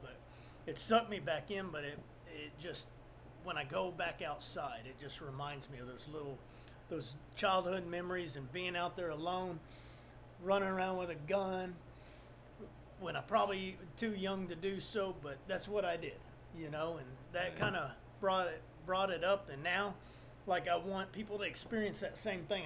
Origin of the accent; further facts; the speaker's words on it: South Texas, United States; I'm from South Texas